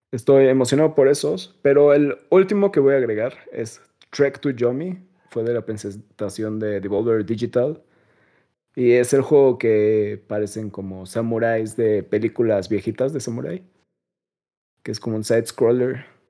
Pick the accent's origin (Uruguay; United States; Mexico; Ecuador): Mexico; Me disculpo como mexicano